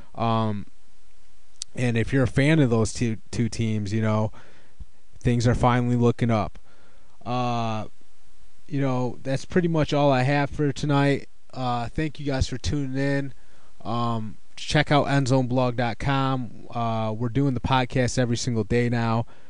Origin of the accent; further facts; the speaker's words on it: Detroit, Michigan, United States; I'm from Detroit